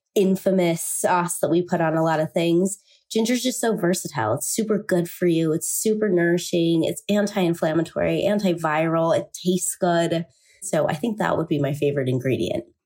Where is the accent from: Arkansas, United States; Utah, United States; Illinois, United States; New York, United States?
Utah, United States; Salt Lake City; I grew up here, and I was born and raised in Salt Lake City